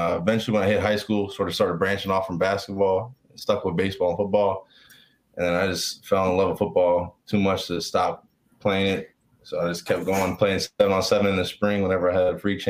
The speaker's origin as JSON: {"language": "English", "town": "Richmond", "region": "Virginia", "country": "United States", "tie": "born or raised there", "also_born_or_lived": "Florida", "said": "I was born in Florida, and we moved up here when I was like young, kindergarten pretty much. So I claim Richmond"}